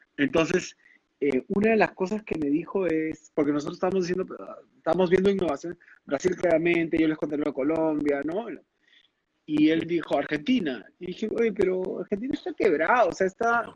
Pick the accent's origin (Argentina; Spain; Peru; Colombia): Peru; also born or lived in London; como buenos peruanos